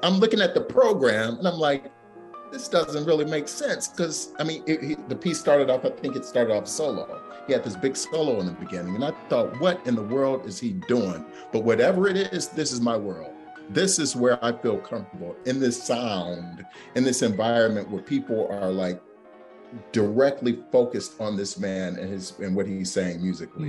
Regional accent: Cleveland, Ohio, United States; I'm from Cleveland.

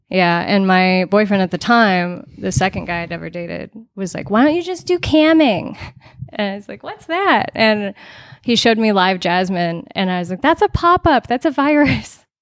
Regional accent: Las Vegas, Nevada, United States; I'm from Las Vegas, actually.

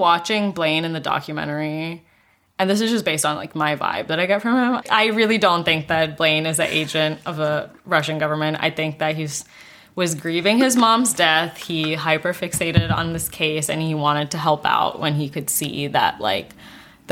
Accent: Singapore; I grew up in Singapore

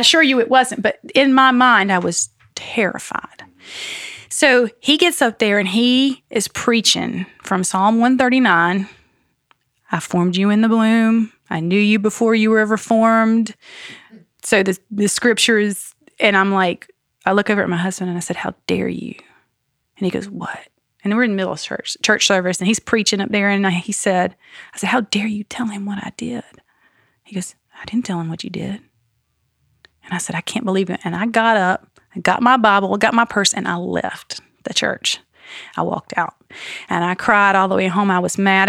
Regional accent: Greenville, United States; also born or lived in North Carolina / Savannah / Florence; now in Asheville, United States; when I grew up in Greenville

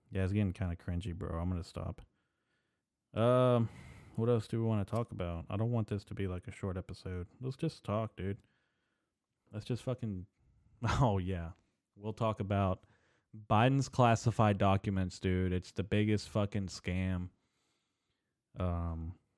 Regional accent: United States; I'm actually first generation American, first born son uh, to an immigrant family

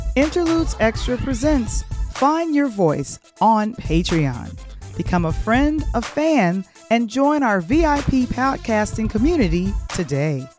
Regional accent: Chicago, Illinois, United States; Being an Illinois resident and attending a college within my home state

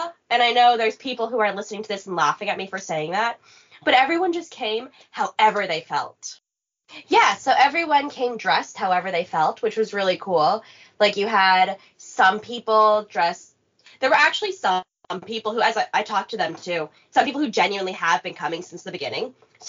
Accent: Nevis, St. Kitts & Nevis; also born or lived in Regina, Saskatchewan, Canada; now in Winnipeg, Canada; I'm from Nevis, but I am born in Canada.

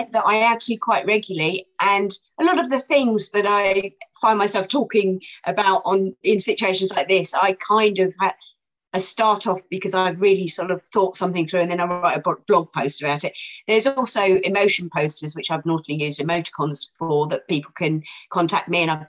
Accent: Gatwick, South East England, United Kingdom; it was always tea when I was a kid, because I'm from Gatwick and we always called it tea

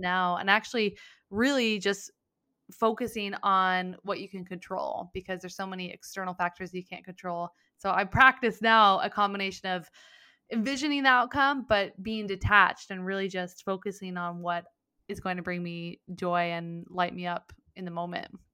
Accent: Mendocino County, Northern California, United States; also born or lived in San Diego; grew up on a weed farm in Mendocino County

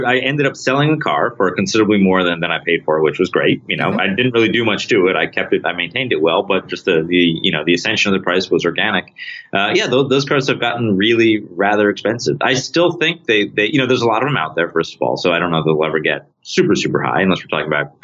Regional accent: Rochester, New York, United States; I'm from Rochester, New York.

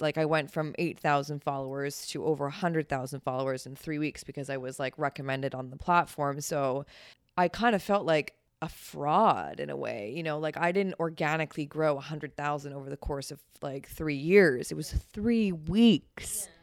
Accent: Ontario, Canada; moved away as an adult; now in New York, United States; I'm from Canada

